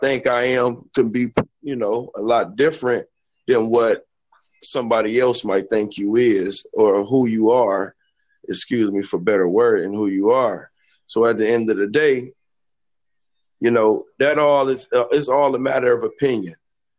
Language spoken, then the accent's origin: English; Cleveland, Ohio, United States; also born or lived in Illinois / Atlanta / Kentucky; You know, I grew up in Cleveland, Ohio.